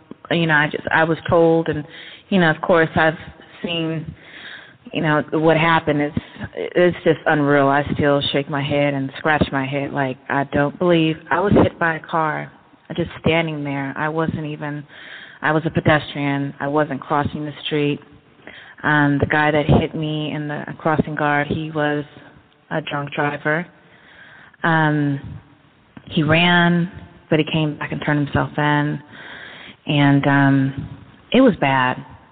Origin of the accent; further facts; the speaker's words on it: Berkeley, California, United States; also born or lived in Oakland, California / San Francisco, California; now in Pittsburg, United States; I'm actually from Berkeley, but been around Oakland, San Francisco, and the city